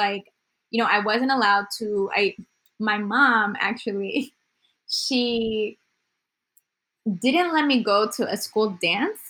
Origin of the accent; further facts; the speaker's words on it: Houston, Texas, United States; also born or lived in Colombia / Nebraska; I came here when I was nine and I grew up in mini Colombia in Houston till I was 17